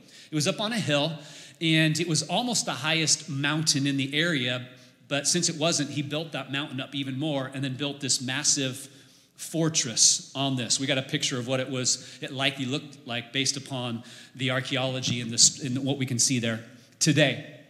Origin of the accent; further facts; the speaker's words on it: the Northwest, Pacific Northwest, United States; moved away; I grew up in the Northwest